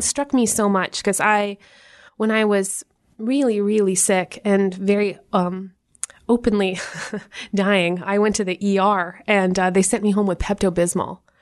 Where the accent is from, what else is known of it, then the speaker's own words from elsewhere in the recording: Canada; moved away; as a Canadian